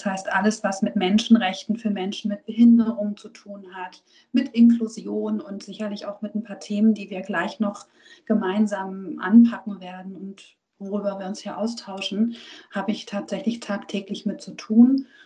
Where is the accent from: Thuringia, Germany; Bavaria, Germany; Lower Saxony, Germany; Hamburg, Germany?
Hamburg, Germany; Ich bin nämlich gebürtige Hamburgerin und als Hamburgerin bin ich natürlich auch Patriotin.